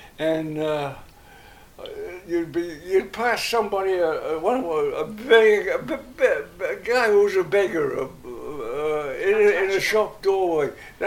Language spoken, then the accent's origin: English; England, United Kingdom; moved away; I'll never be ashamed of being English